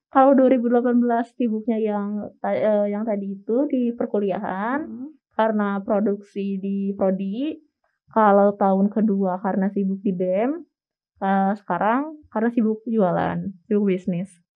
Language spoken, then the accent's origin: Indonesian; Sumedang, West Java, Indonesia; moved away as an adult; now in Bandung, Indonesia; asal aku dari Kota Sumedang